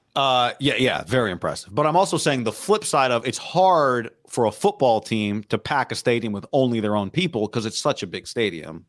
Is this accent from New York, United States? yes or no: no; Davis, California, United States; Growing up in Davis